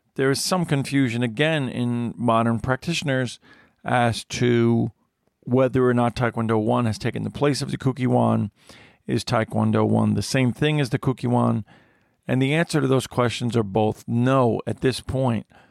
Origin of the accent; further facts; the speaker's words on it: United States; It has my nationality, which it, it lists as American